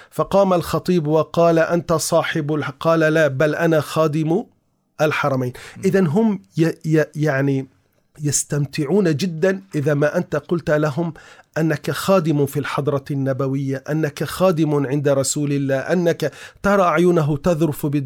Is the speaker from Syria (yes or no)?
no; Istanbul, Turkey; ما زال متوارثا الى الان عندنا في تركيا في آه، اسطنبول يوجد مكان اسمه الخرقة الشريفة